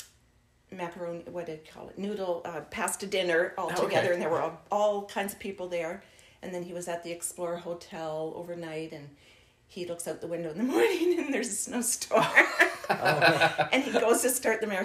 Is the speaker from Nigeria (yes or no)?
no; Nova Scotia, Canada; moved away; I grew up in Nova Scotia.